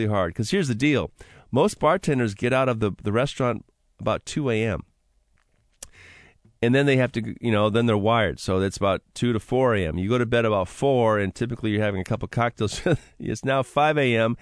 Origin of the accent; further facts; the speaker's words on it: Seattle, Washington, United States; right there in my hometown of West Seattle